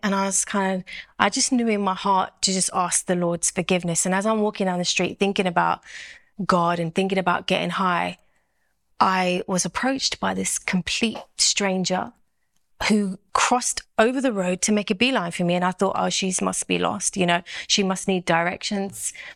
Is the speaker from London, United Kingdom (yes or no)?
yes; London, United Kingdom; I'm from South London